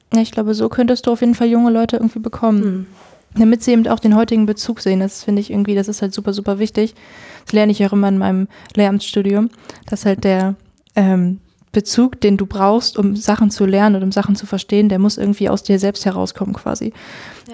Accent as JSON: {"language": "German", "town": "Edewecht", "region": "Lower Saxony", "country": "Germany", "said": "Ich komme aus, aus dem Ammerland, aus dem Kirchenkreis Ammerland und äh, da aus der Gemeinde Edewecht"}